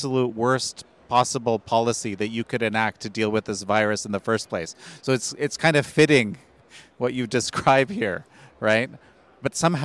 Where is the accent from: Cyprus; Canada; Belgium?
Canada; my home country of Canada